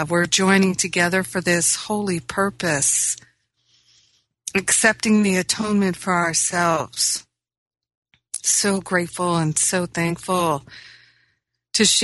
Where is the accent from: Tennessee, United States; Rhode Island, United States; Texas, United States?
Rhode Island, United States; also born or lived in Michigan; now in Los Angeles, United States; It does, because I grew up in Rhode Island. I grew up in Michigan where there was a change of seasons and the weather was different all the time.